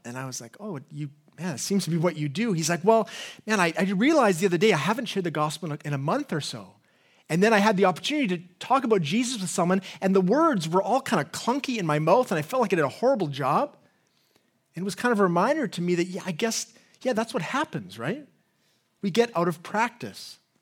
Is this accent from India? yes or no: no; England, United Kingdom; accent: English; my English accent